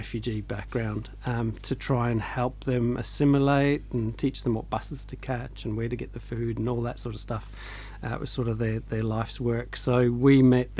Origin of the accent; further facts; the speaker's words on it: Scotland, United Kingdom; born in Scotland, my dad liked the outdoors and always just took us up hiking in the Highlands or around the lochs and stuff.